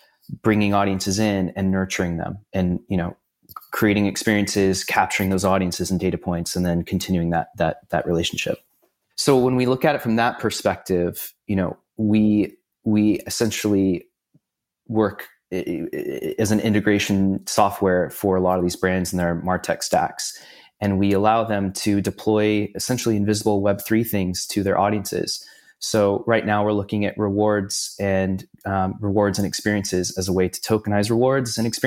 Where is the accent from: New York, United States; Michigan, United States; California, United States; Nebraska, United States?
California, United States; San Diego; also born or lived in Los Angeles; now in Orange County, United States; Originally from San Diego, born and raised